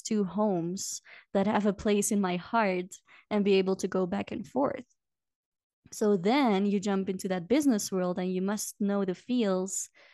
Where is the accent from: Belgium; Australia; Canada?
Belgium; moved away as an adult; now in Peru; go back to Belgium once a year